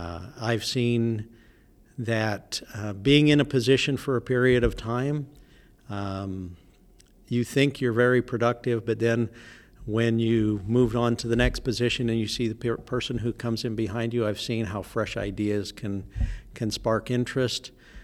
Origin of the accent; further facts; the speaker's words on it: Utah, United States; also born or lived in Texas; I was actually born in Texas, but I was raised in Utah. I was from a military family, so yeah.